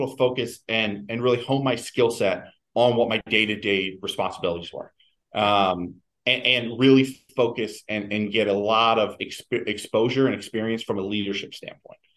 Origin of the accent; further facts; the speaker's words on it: East Coast, United States; originally from the East Coast. Um, my wife's from the East Coast, and, and, you know it made sense. I always knew I wanted to get back this way.